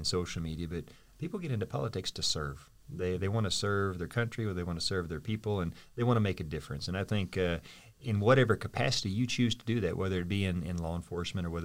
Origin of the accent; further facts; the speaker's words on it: Muskogee, Oklahoma, United States; I'm an …